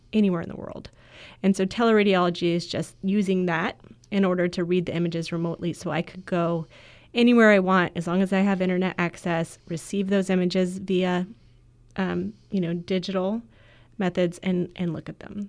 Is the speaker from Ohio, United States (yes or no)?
no; Florida, United States; I grew up in Florida